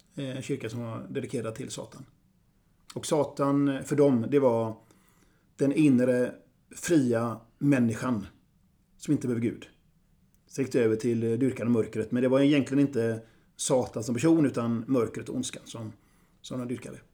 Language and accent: Swedish; Gothenburg, Västra Götaland, Sweden; also born or lived in Vilhelmina (Southern Sami ancestry); Jag är göteborgare